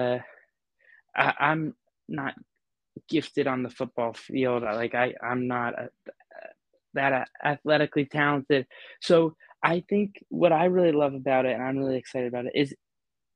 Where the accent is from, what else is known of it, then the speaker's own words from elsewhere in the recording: New York City, New York, United States; moved away; I grew up in New York City, elevators were part of my daily commute